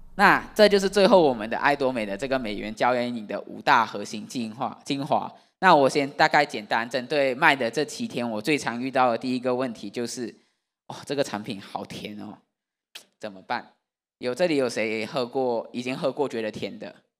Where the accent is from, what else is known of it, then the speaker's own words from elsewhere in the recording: Malaysia; now in Taiwan; 我是马来西亚的外国人